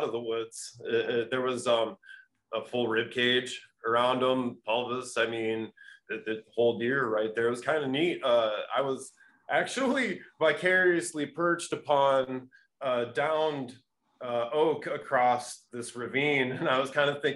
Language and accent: English; Cedar Rapids, Iowa, United States; I'm from this place called Cedar Rapids, Iowa